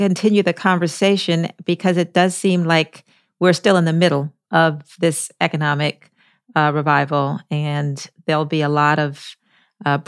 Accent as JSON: {"language": "English", "town": "Baltimore", "region": "Maryland", "country": "United States", "tie": "born or raised there", "said": "my city of right down the road in Baltimore, where I grew up"}